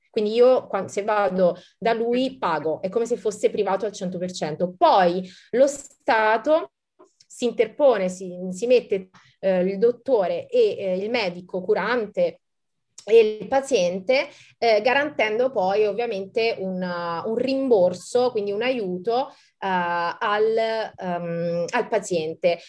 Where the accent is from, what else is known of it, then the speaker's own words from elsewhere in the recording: Campania, Italy; now in Monaco; sono una terrona, no? come, come, come, dicono qui al nord, e, um, una, da buona, tra virgolette, campana